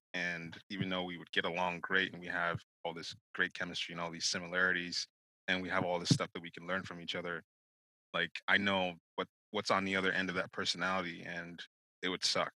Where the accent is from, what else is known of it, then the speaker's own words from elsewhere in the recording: Nigeria; I was born, I'm Nigerian.